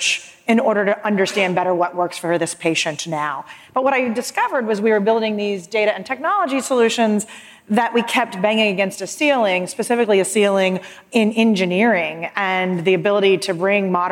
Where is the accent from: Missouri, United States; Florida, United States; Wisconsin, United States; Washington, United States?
Florida, United States; This is my home state, so I'm a Florida girl.